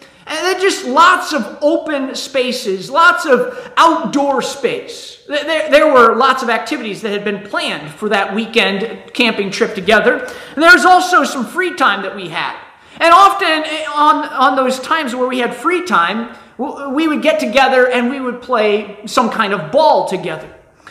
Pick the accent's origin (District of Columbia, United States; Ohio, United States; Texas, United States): Ohio, United States; I'm from Ohio